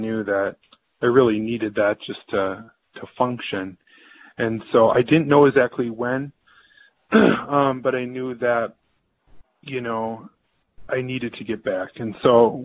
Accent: Central Wisconsin, United States; I am from Central Wisconsin area

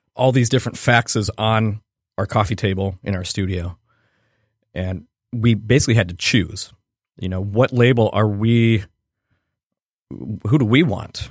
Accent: Cleveland, Ohio, United States; I grew up in Cleveland where we're all from Cleveland.

